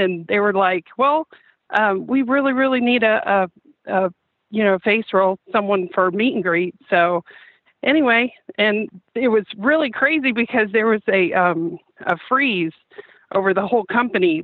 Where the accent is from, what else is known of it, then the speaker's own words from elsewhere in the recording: Lake City, Florida, United States; I'm from Lake City